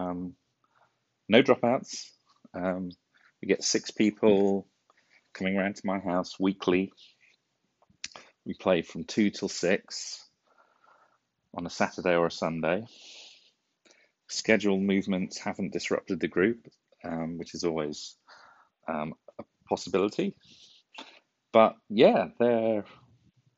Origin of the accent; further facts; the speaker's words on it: United Kingdom; moved away; We're British